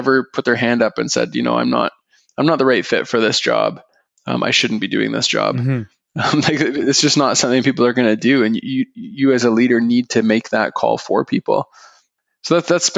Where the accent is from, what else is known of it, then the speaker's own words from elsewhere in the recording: Aurora, Ontario, Canada; I grew up in Aurora